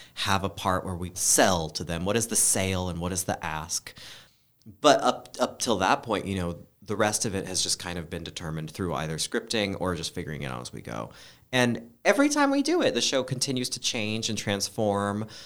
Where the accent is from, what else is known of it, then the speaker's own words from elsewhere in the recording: Oregon, United States; moved away; I grew up in Oregon